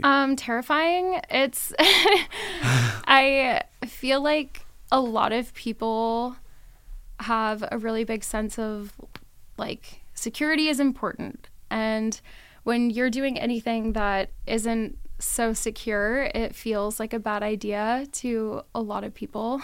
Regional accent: Las Vegas, Nevada, United States; also born or lived in Reno, Nevada; I am born and raised in Vegas

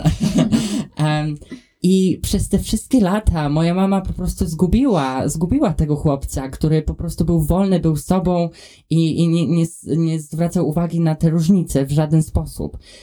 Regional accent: a very small town near Warsaw, Masovian Voivodeship, Poland; now in Scotland, United Kingdom; mieszkając w Polsce i wychowując się, e, w otoczeniu, w którym się wychowałem, jestem z bardzo małego miasta pod Warszawą

